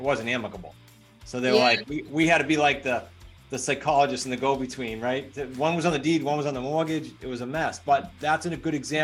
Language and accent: English; New England, United States; I'm from New England, so I talk fast.